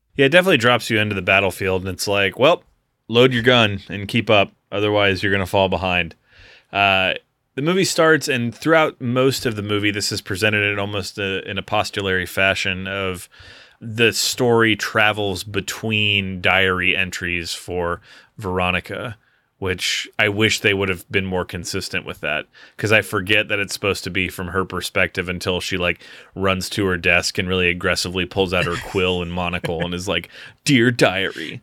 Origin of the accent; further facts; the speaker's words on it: Waterville, Ohio, United States; where I grew up in Waterville, Ohio